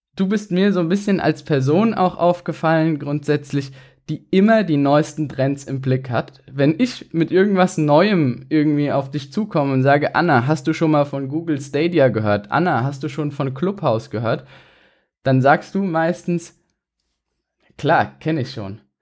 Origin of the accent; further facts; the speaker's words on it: Mainz, Rhineland-Palatinate, Germany; Wir sind beide Mainzer